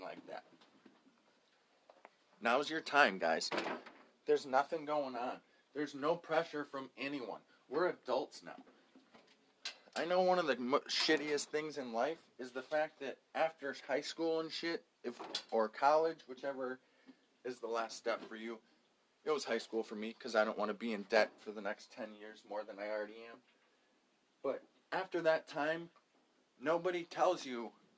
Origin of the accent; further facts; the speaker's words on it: United States; I'm an American